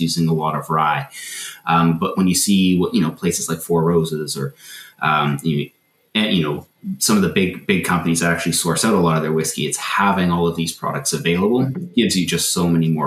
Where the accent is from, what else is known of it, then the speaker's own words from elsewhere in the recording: Canada; as a Canadian, kind of growing up with, the Canadian folklore